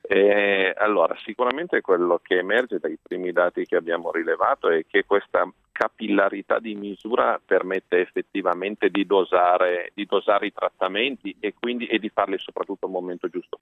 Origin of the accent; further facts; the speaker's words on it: Monferrato, Piedmont, Italy; essendo piemontese, di collina, tra l'altro, io sono originario del Monferrato